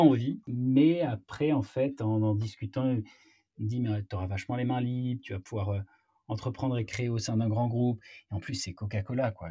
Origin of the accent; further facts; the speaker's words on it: Marseille, Provence-Alpes-Côte d'Azur, France; moved away as an adult; now in Paris, France; je viens de Marseille. Je suis monté à la capitale, comme on dit, après mon, après mon bac.